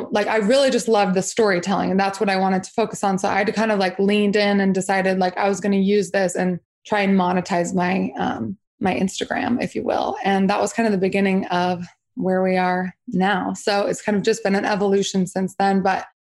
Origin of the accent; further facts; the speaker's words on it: Salt Lake City, Utah, United States; I grew up in Salt Lake City, Utah.